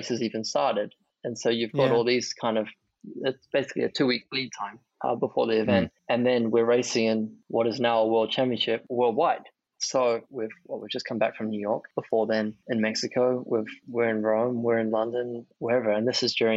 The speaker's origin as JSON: {"language": "English", "country": "New Zealand", "tie": "born or raised there", "also_born_or_lived": "Japan", "moved": "yes", "lives_now": "Monaco", "said": "Two of my best friends who I grew up with in New Zealand from 6-7 years old"}